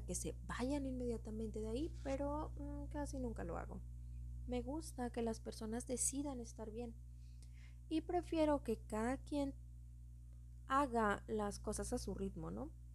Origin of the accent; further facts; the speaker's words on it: Mexico; soy mexicana